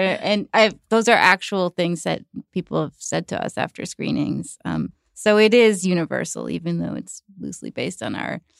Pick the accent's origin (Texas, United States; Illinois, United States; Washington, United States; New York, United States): New York, United States; born or raised there